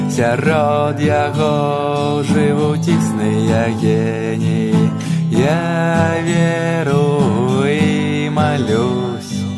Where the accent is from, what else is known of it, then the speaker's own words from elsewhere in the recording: Belarus; first language Russian; Belarusian is a second language; я заўсёды ідэнтыфікаваў сябе як беларус